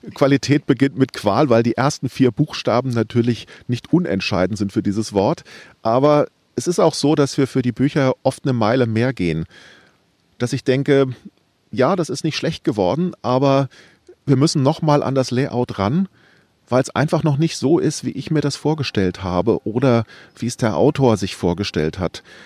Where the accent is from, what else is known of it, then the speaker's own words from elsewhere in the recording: Wiesbaden, Hesse, Germany; Ich bin in Wiesbaden groß geworden